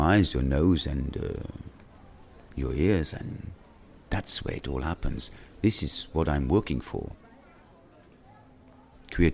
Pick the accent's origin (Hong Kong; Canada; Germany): Germany; western Germany; also born or lived in Derby, England; Grew up in Western Germany, tiny village